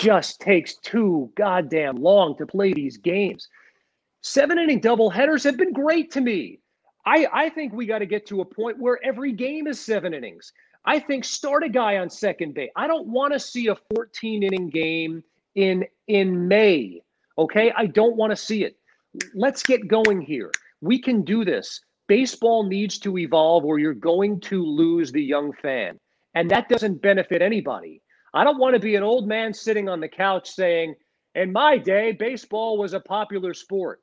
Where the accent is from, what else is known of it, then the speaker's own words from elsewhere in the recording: Long Island, New York, United States; I grew up you know, a child in the 80s growing up on Long Island